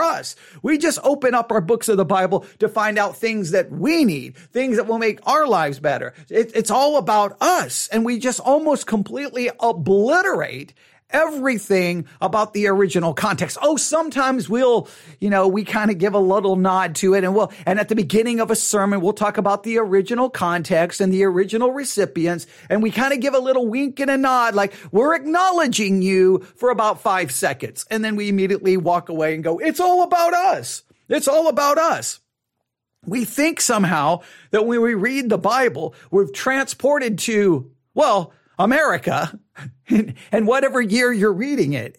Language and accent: English; United States; as American Christians